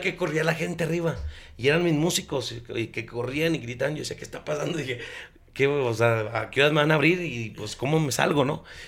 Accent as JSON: {"language": "Spanish", "region": "Chihuahua", "country": "Mexico", "said": "yo soy de Chihuahua"}